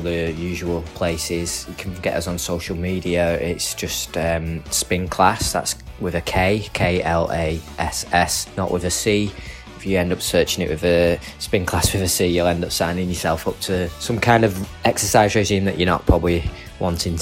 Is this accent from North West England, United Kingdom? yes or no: yes; Manchester, North West England, United Kingdom; We're a band from Manchester.